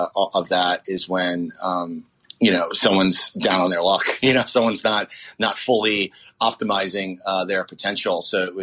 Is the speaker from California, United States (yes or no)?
no; New York City, New York, United States; I'm coming from Marine Park, Brooklyn, which is just a neighborhood of cops and firemen